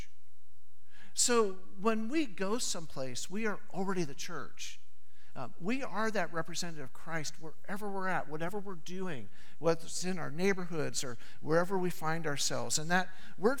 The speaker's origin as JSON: {"language": "English", "region": "Southern California", "country": "United States", "tie": "born or raised there", "said": "I grew up in Southern California"}